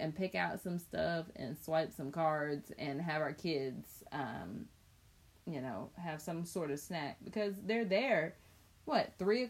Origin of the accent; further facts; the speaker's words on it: Chapel Hill, North Carolina, United States; I grew up in Chapel Hill